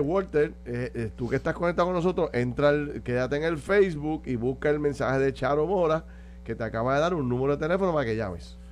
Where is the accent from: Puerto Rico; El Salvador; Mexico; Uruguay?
Puerto Rico; como puertorriqueños